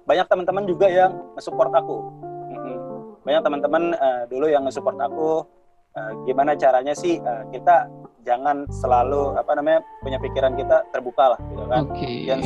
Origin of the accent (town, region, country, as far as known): Java, Indonesia